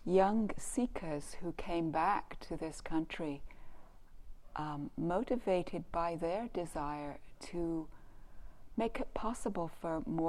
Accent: Canada; I'm from Canada

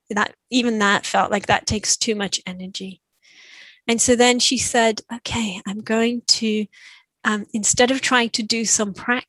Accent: Israel; first language Hebrew; English is a second language; I teach a lot in Israel in Hebrew, yeah, my mother tongue.

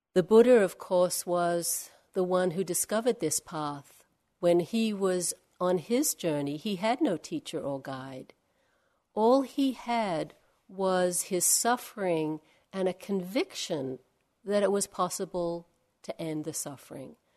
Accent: Australia; Not from Perth, I'm from Australia

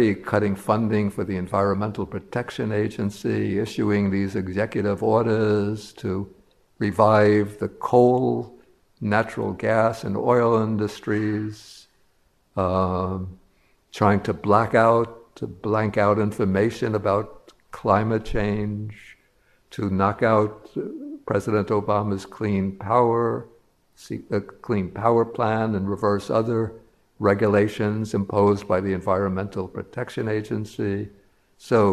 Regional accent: New York, United States; I'm a New Yorker

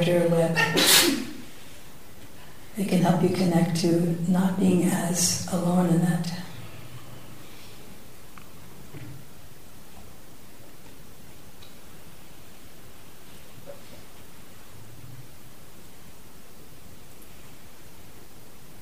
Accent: San Francisco, California, United States; my hometown at that very moment in San Francisco

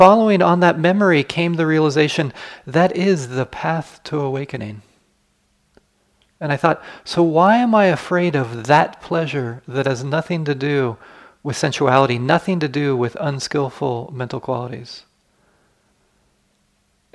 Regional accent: United States; I grew up in the United States.

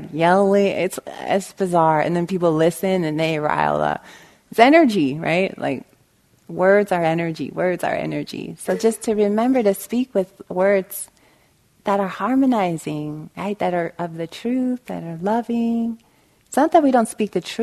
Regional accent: Los Angeles, California, United States; also born or lived in Bay Area, California; I'm from Los Angeles, and I lived in the Bay Area, back and forth between Bay Area and Southern California

